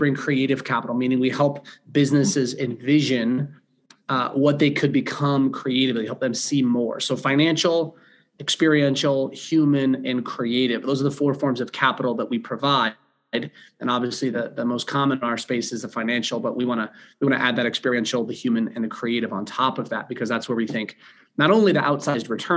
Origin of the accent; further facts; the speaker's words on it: California, United States; moved away as an adult; also born or lived in Ohio / Charlotte, North Carolina; now in Denver, United States; I grew up in California